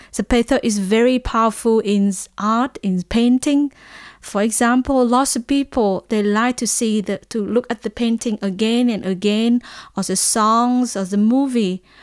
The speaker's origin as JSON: {"language": "English", "country": "Vietnam", "said": "I'm from Vietnam"}